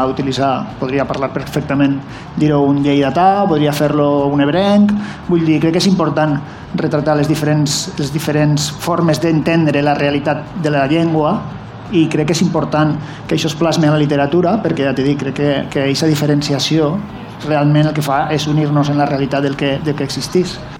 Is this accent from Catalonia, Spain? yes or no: no; Valencian Community, Spain; jo sóc valencià